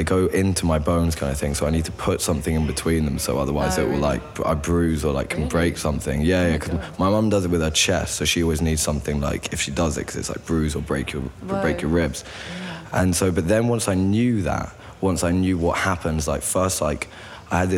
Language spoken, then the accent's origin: English; United Kingdom; we're British